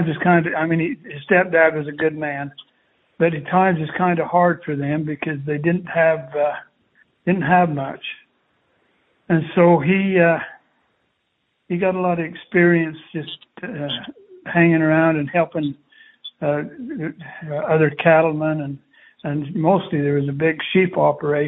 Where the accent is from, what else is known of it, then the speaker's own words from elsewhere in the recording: Castle Dale, Utah, United States; I grew up in Cassadale, Utah